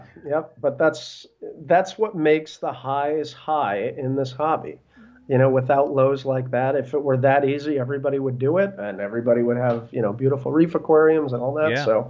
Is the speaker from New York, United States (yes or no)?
yes; Brooklyn, New York, United States; born there; so I was born in Brooklyn. My parents are from Brooklyn.